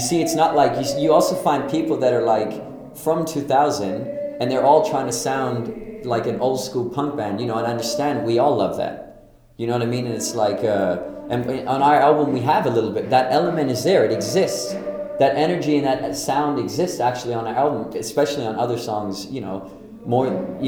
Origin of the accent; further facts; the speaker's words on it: Copenhagen, Capital Region of Denmark, Denmark; now in Brooklyn, United States; I'm from Copenhagen, Denmark. I live in Brooklyn